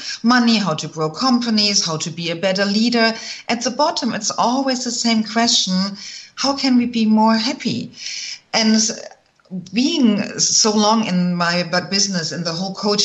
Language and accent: English; Germany; moved away as an adult; also born or lived in Michigan; I'm originally from Germany